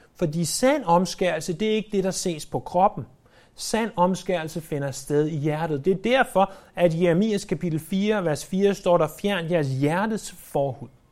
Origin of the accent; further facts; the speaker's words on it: Denmark; jeg er født i Danmark